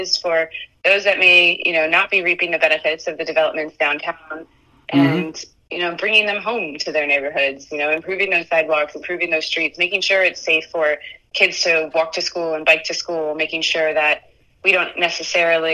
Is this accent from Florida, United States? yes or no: yes; Florida, United States; also born or lived in Brooklyn, New York; I've born and raised in Florida, but I did live for a few years in Brooklyn when I was a kid, from the time of like 2 to 5 years old